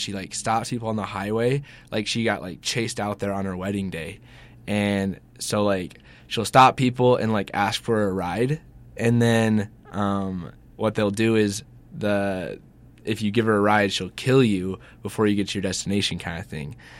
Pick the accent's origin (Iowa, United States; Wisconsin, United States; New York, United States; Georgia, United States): Georgia, United States; I'm from Georgia